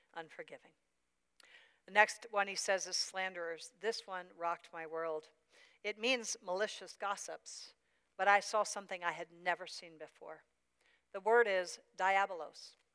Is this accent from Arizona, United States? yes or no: no; Pennsylvania, United States; moved away; I, am from Pennsylvania